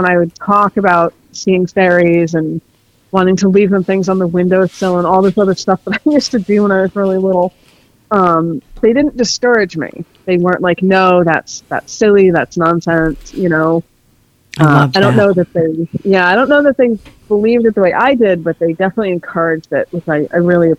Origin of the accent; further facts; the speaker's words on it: Maine, United States; I live in the Northeast USA. I was born in Maine originally, so I grew up there. It's this interesting place to grow up.